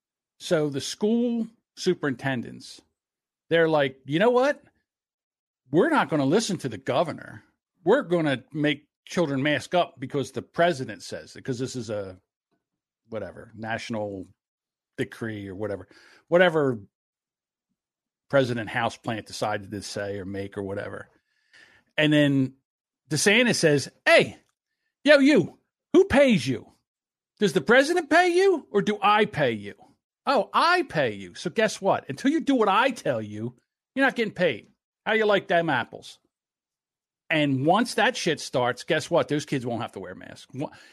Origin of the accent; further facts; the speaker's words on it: the South, United States; accent: Southern; I think my Southern accent is the best.